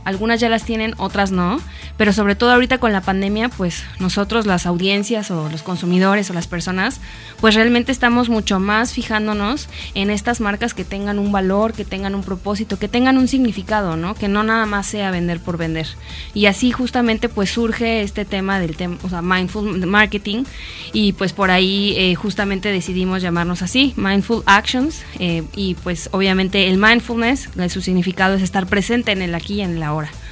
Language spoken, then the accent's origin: Spanish; Mexico City, Mexico; moved away as an adult; now in Morelos, Mexico; yo vengo de la Ciudad de México, llevo cinco años viviendo ya aquí en Morelos